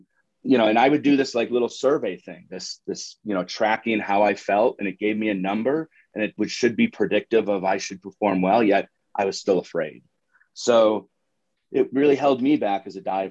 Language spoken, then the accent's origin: English; Syracuse, New York, United States; moved away as an adult; also born or lived in Moultrie, Georgia; now in Denver, United States; growing up in Central New York